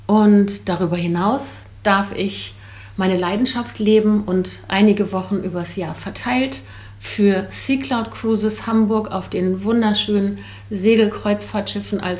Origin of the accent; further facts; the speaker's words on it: Belgium; born there; Ich bin gebürtige Belgierin, 59 Jahre alt